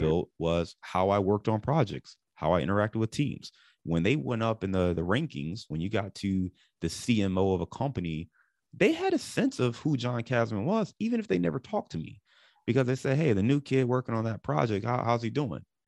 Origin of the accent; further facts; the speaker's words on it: Cleveland, Ohio, United States; also born or lived in Dayton, Ohio / Detroit / Chicago; now in Cincinnati, United States; I live in Cincinnati today, but I'm born and raised in Cleveland.